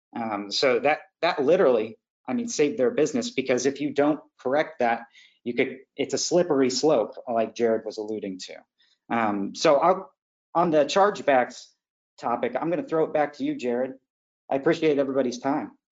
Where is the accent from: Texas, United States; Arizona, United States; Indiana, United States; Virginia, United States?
Indiana, United States; now in Florida, United States; I'm from Indiana